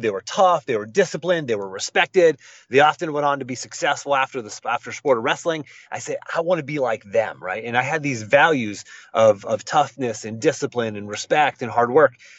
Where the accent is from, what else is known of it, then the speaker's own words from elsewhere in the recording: Western Pennsylvania, United States; I grew up in Western Pennsylvania, just a, a, a country boy, blue collar family